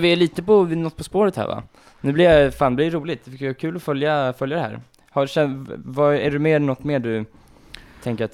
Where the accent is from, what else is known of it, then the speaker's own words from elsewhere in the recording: Nynäshamn, Sweden; jag bor ju inte riktigt i Nynäs där jag kommer från